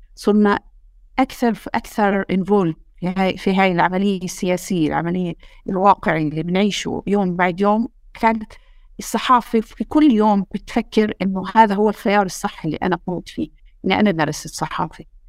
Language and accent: Arabic; West Bank, Palestine; إحنا ك كفلسطينيين